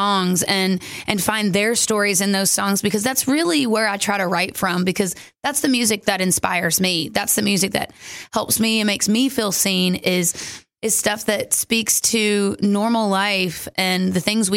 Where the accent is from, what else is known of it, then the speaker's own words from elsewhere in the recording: Kentucky, United States; moved away; I'm from Kentucky